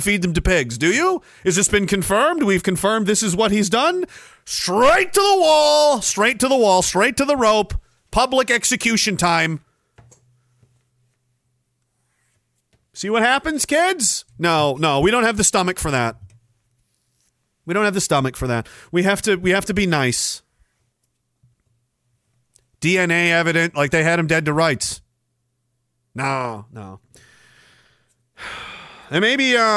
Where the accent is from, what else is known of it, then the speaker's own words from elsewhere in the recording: Pictou, Nova Scotia, Canada; My hometown, of Pictou, Nova Scotia